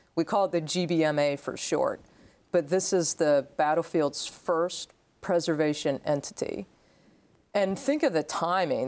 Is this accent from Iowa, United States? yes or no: no; Maryland, United States; also born or lived in Meyersdale, Pennsylvania; my family moved over to Maryland. So I grew up about two hours from the Gettysburg battlefield